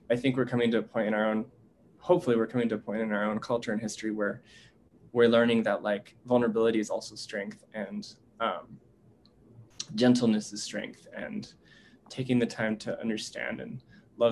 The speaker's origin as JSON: {"language": "English", "country": "United States"}